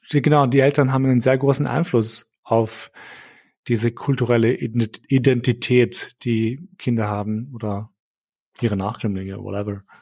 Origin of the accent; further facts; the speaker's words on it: Kosovo; now in Germany; ich zum Beispiel habe keinen Bezug mehr zu meinem Heimatland Kosovo.